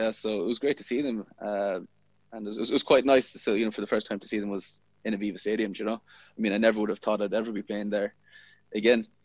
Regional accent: Ireland; growing up in Ireland, you wouldn't see too many fireworks

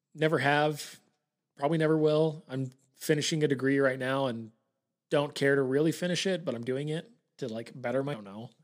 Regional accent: Bountiful, Utah, United States; born and raised in, in Bountiful

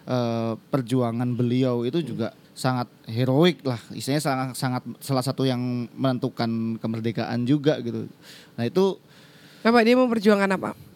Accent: Purwokerto, Central Java, Indonesia; apalagi kan aku asli Purwokerto ya sana ada Universitas Jenderal Sudirman

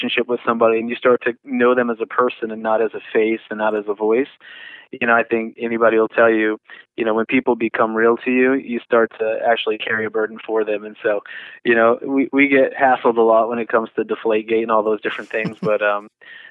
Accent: New England, United States; also born or lived in Texas; I was born in Texas and grew up in New England

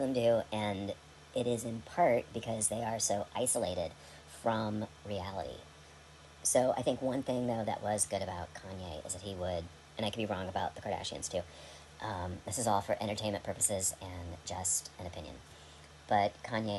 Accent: United States; as an American

